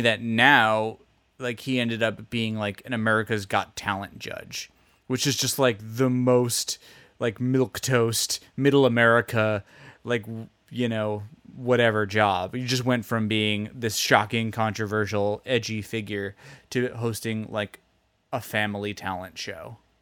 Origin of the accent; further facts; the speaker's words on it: United States; because I'm American